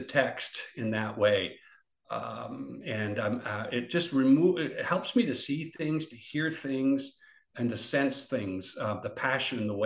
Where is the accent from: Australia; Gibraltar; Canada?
Canada; We Canadians